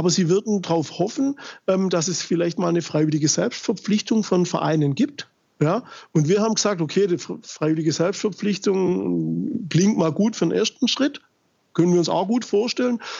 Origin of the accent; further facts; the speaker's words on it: Germany; wir kommen aus Deutschland, im Land der Demokratie und Mitbestimmung